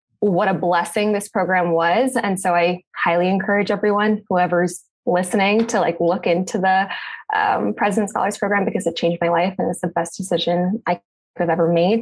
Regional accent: Placentia, California, United States; I grew up in Placentia, born and raised my whole life with my parents and my two sisters

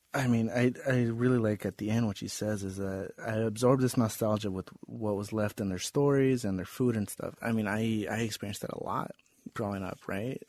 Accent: United States; born or raised there

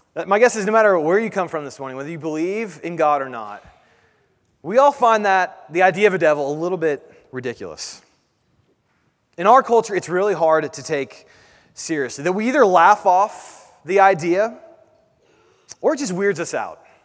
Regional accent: United States

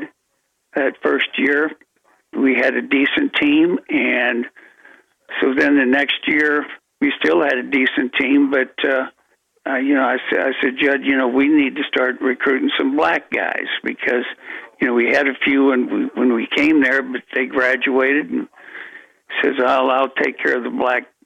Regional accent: San Antonio, Texas, United States; moved away as an adult; also born or lived in Denver, Colorado / Kalispell, Montana; I went back to San Antonio, Texas, where I grew up

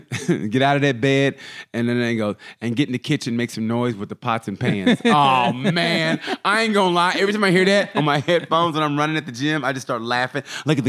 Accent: Lake Monroe, Florida, United States; Guess where I'm from? I'm from Lake Monroe, man.

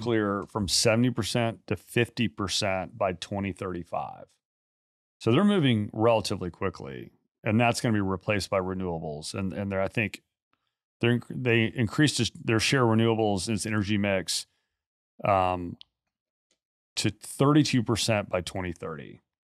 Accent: United States; I am American through and through

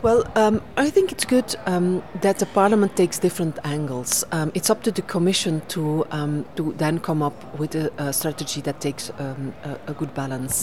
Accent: Belgium; in my home country, Belgium.

